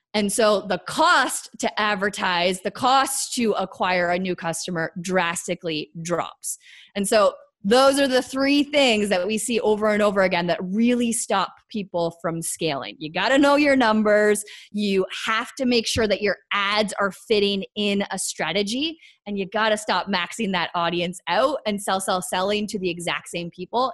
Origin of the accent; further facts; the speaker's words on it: Canada; I'm Canadian